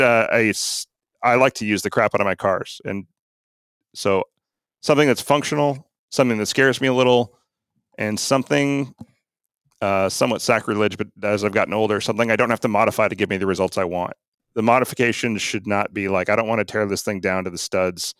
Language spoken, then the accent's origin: English; Arlington, Washington, United States; I grew up in Arlington, Washington, back before it had stoplights